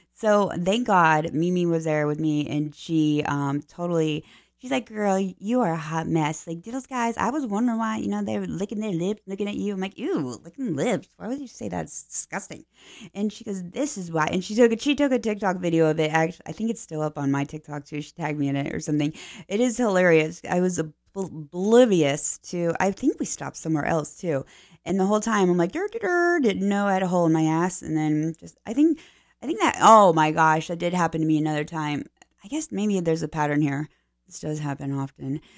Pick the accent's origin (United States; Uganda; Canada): United States; Pennsylvania; now in Florida, United States; I'm from Pennsylvania originally